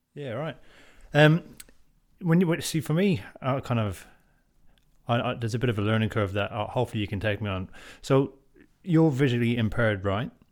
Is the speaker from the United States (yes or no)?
no; Drogheda, Leinster, Ireland; moved away; I'm from Drogheda and I grew up in, in Drogheda.